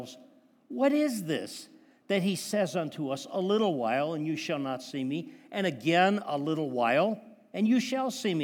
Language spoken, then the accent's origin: English; Wisconsin, United States; I grew up in Wisconsin